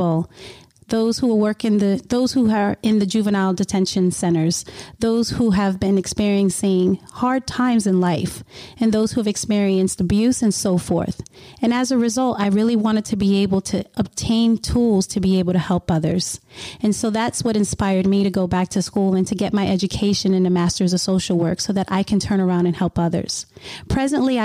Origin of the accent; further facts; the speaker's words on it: New Jersey, United States; moved away as an adult; now in Virginia, United States; I'm from New Jersey, and for the past 10 years, I've been living in Virginia